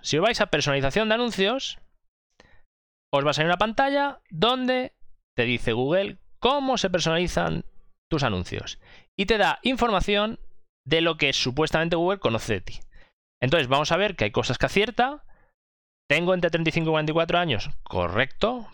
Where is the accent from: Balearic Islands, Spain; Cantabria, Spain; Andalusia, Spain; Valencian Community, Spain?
Balearic Islands, Spain; Mallorca; soy de Mallorca